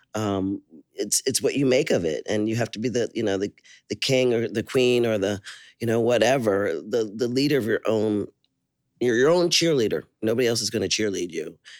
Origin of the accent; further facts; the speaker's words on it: Philadelphia, Pennsylvania, United States; also born or lived in Liberia; now in Oakland, United States; Philadelphia where I grew up